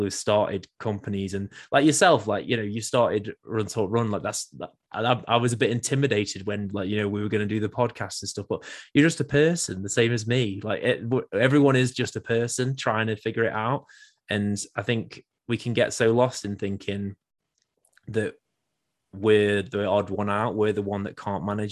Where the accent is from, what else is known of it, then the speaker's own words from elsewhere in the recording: England, United Kingdom; as an English person